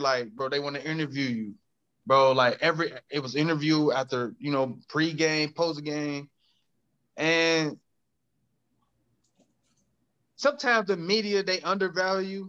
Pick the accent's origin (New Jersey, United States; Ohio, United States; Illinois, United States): Ohio, United States; Cincinnati; I'm from the English Woods